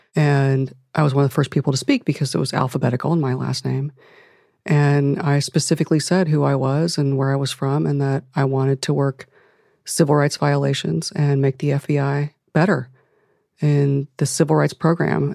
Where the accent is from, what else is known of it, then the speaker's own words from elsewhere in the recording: Akron, Ohio, United States; I'm from Akron, Ohio